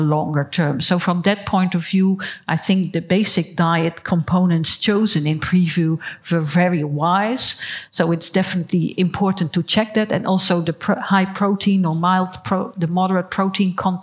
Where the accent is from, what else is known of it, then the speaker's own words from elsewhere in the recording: Netherlands; I am from the Netherlands